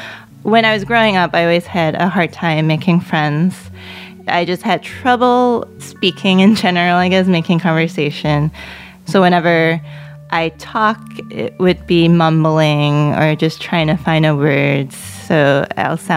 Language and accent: English; New York City, New York, United States; first language Cantonese; English is a second language; I was born in Queens. My parents were from China. Growing up, they would speak to me in Cantonese because they knew that it was easy for me to pick up English just by growing up in the neighborhood